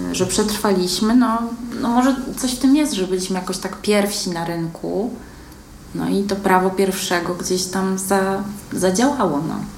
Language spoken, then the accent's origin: Polish; Łódź, Łódź Voivodeship, Poland; ja jestem młodzianką z urodzenia. Ja się tutaj urodziłam, wychowałam, uczyłam